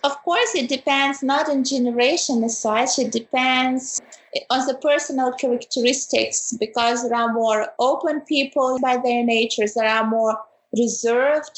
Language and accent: English; Ukraine; moved away as an adult; now in Germany; I come originally from Ukraine, but currently for already five years I'm living in Germany